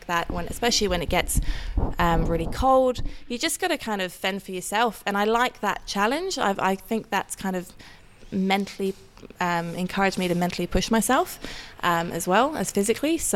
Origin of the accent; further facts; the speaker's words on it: Norway; accent: somewhat warped; moved away as an adult; now in Australia; I'm born and raised in Norway, but I'm half English, half Dutch, hence the somewhat warped accent